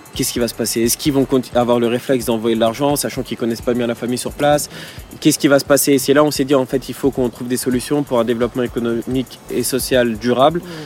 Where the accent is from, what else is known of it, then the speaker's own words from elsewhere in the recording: Villepinte, Île-de-France, France; j'ai grandi à Villepinte, donc dans, le 93